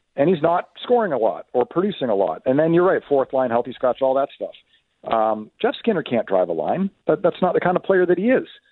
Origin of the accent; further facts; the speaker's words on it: Ottawa, Ontario, Canada; moved away; I grew up in the Ottawa area.